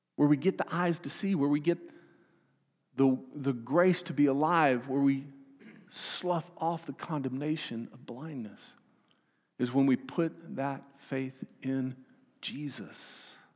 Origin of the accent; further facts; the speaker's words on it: Austin, Texas, United States; I'm from Texas